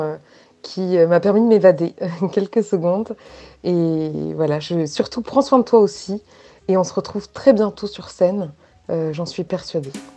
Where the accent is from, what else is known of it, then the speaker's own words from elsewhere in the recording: Paris, Île-de-France, France; moi je suis de Châtelet-Léal, enfin issue en tout cas de Châtelet-Léal. Mon père est né à Châtelet-Léal, ma grand-mère aussi